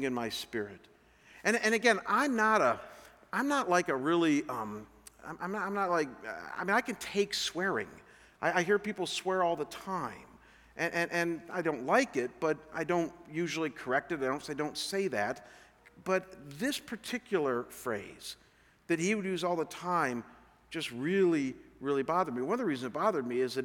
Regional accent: Chagrin Falls, Ohio, United States; moved away; Chagrin Falls is my hometown where I'm from

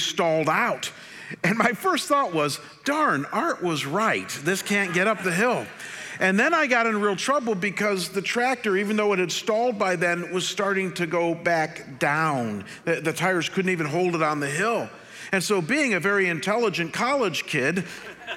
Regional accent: Chagrin Falls, Ohio, United States; moved away; my hometown of Chagrin Falls, Ohio, where I grew up

